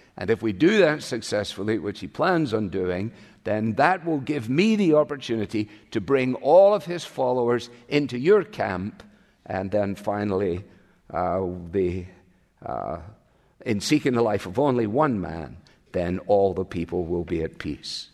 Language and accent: English; Glasgow, Scotland, United Kingdom; moved away; my hometown. Glasgow.